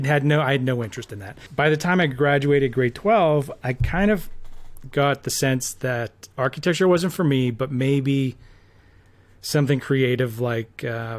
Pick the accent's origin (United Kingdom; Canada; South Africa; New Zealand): Canada; Red Deer, Alberta; I grew up in Red Deer.